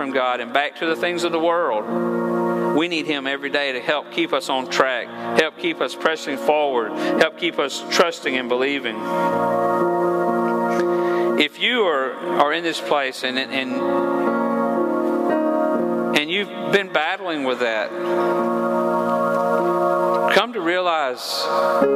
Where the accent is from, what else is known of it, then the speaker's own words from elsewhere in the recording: Georgia, United States; I'm from Georgia, and I don't always use proper English.